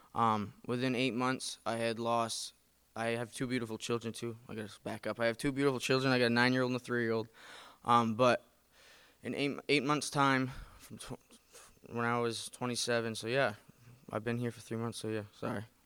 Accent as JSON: {"language": "English", "region": "Maine", "country": "United States", "said": "I'm from Maine. Um, so I grew up in the church."}